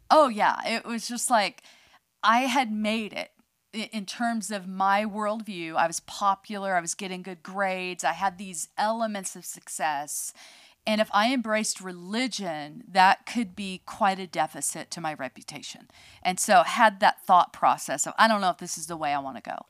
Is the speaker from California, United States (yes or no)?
yes; outside San Francisco, California, United States; I was born in California, outside of um, San Francisco